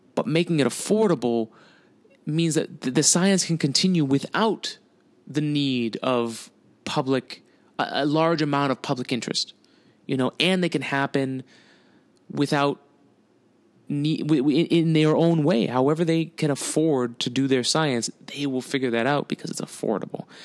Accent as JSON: {"language": "English", "country": "United States", "said": "I'm fucking American."}